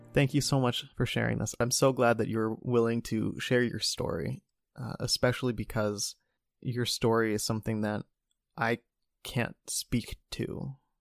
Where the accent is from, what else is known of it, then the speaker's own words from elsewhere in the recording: Cincinnati, Ohio, United States; the Cincinnati Enquirer, my hometown